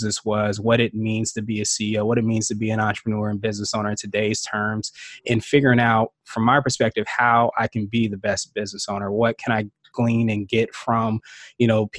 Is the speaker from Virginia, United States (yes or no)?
yes; Woodbridge, Virginia, United States; also born or lived in Washington, D.C. area; Grew up in Woodbridge, Virginia, which is probably about 45 minutes or so outside